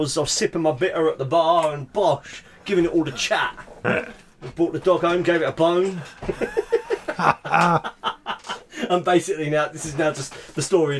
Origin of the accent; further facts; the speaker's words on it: Harlow, East of England, United Kingdom; which is funny because I'm from Harlow, not the East End.